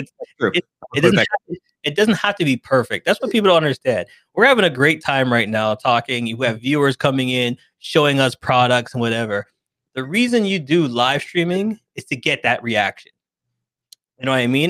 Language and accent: English; Toronto, Ontario, Canada; I'm from Toronto, Canada